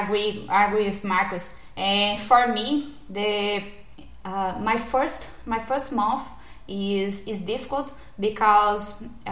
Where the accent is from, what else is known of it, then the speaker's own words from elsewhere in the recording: Goiânia, Goiás, Brazil; first language Portuguese; English is a second language; moved away as an adult; now in Germany; I'm from Goiânia, is a city central of Brazil